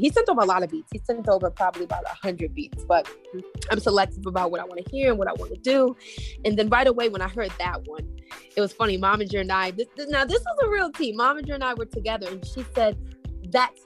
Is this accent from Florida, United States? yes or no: no; Maryland, United States; Growing up in Maryland, it was quite diverse for me